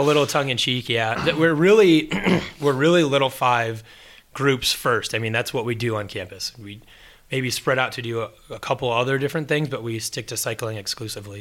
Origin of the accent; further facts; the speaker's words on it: Indiana, United States; as an Indiana kid